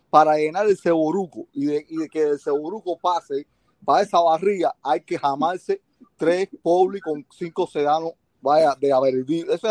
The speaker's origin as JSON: {"language": "Spanish", "country": "Cuba", "said": "ahora nosotros como cubanos necesitamos eh, la ayuda de ustedes, porque mira, estamos bien atrasaditos por culpa de esta gente"}